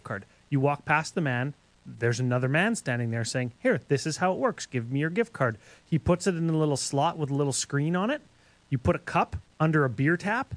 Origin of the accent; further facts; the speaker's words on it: Canada; I'm Canadian